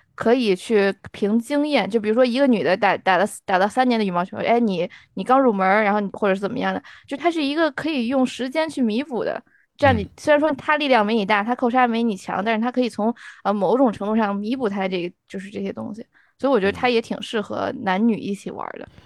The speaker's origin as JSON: {"language": "Chinese", "country": "China", "moved": "yes", "said": "我从来在国内都没打过乒乓球儿"}